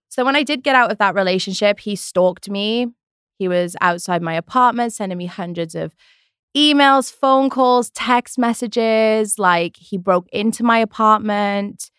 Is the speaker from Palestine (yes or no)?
no; Wales, United Kingdom; moved away as an adult; now in United States; I'm from Wales. I moved when I was twenty-one, two thousand eleven